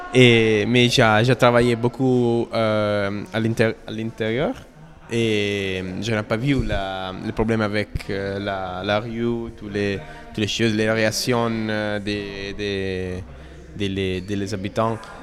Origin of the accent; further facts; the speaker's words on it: Italy; French is a second language; je suis italien. Et c'est la première fois que je parle en français